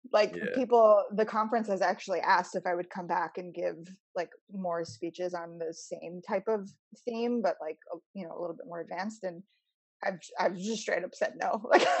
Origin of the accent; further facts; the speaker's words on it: Palestine; making sure people know that I am from Palestine and this is what's happening to my family. This is what happened to us in 1948.